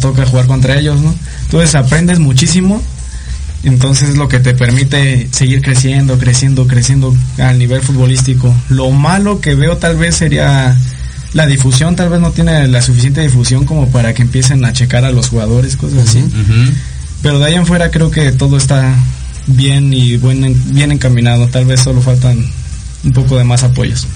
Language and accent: Spanish; Mexico; somos de México